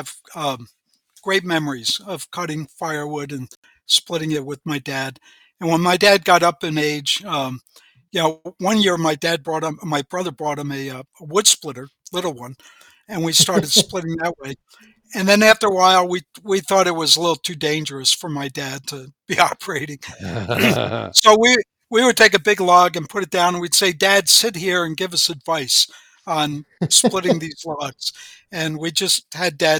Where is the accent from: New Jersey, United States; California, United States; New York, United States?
New Jersey, United States; northern; moved away as an adult; also born or lived in Wisconsin / Northwoods (Minnesota); I grew up, though, in northern New Jersey